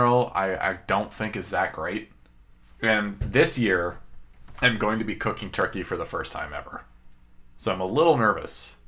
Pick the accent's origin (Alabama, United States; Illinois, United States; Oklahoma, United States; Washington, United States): Washington, United States; Seattle; growing up in Seattle